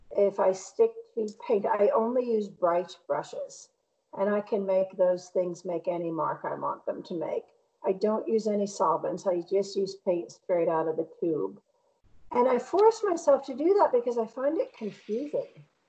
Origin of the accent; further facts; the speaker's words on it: Bristol, Connecticut, United States; also born or lived in Boston area; now in Boston, United States; I grew up outside of Hartford